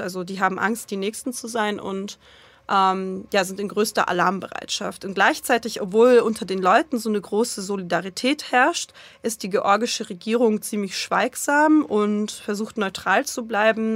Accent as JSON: {"language": "German", "country": "Russia", "also_born_or_lived": "Germany", "moved": "yes", "said": "ich war jetzt äh, ja als Russin da und ich werde von vielen Menschen auch als Russin gelesen"}